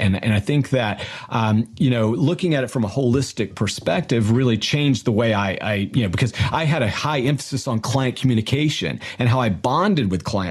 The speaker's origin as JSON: {"language": "English", "region": "Florida", "country": "United States", "tie": "born or raised there", "also_born_or_lived": "Georgia", "said": "We grew up in the South. We're both from Georgia. Grew up on the Florida Panhandle"}